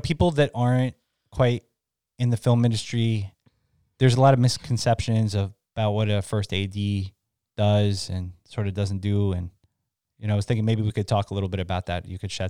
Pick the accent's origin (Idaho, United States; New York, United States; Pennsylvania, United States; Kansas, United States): New York, United States; New York City; I was born in Manhattan